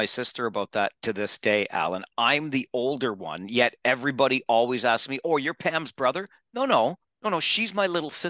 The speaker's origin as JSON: {"language": "English", "town": "Kitchener", "region": "Ontario", "country": "Canada", "tie": "born or raised there", "said": "growing up in Kitchener."}